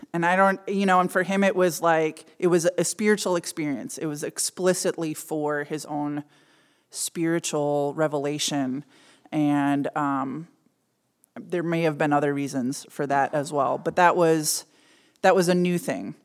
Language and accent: English; suburb of Minneapolis, Minnesota, United States; I grew up in a fairly middle class, um, mostly German and Scandinavian suburb of Minneapolis.